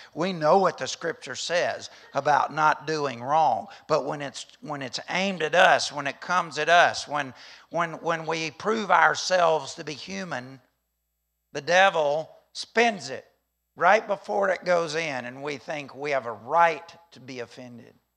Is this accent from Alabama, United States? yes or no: yes; Alabama, United States; I'm from Alabama